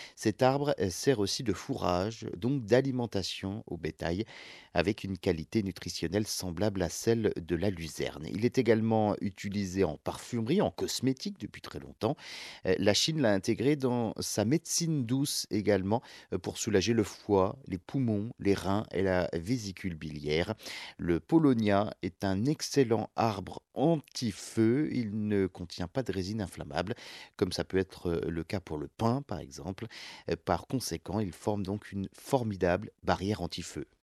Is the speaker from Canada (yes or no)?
no; France; chez nous en France